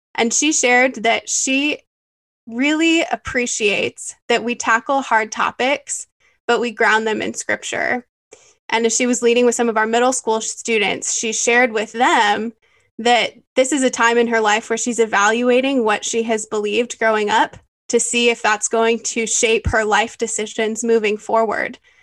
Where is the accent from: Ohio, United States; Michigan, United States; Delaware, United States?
Michigan, United States; moved away as an adult; now in San Antonio, United States; I have been in San Antonio for about five years now, but I grew up in Michigan. I'm a Michigander at heart.